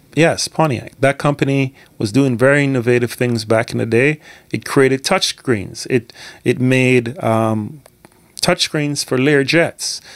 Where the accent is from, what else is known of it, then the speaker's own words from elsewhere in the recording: Scotland, United Kingdom; also born or lived in Jamaica; I was born in Jamaica, but I grew up in Scotland. I went to school in Scotland.